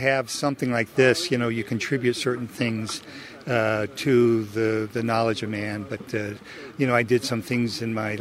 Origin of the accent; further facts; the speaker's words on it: Torrington, Connecticut, United States; moved away; I grew up in Torrington, Connecticut, but I've been around and around and around